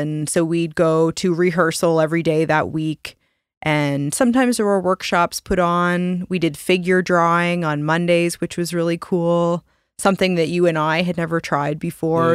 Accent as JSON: {"language": "English", "country": "Canada", "said": "we're Canadian and we're products of our environment and upbringing"}